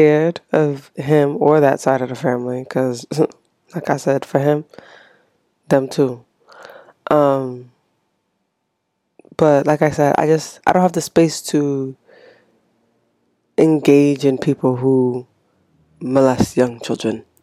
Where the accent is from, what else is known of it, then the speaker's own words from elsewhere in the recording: Haiti; moved away; I was born and raised in Haiti, so I came here with my mom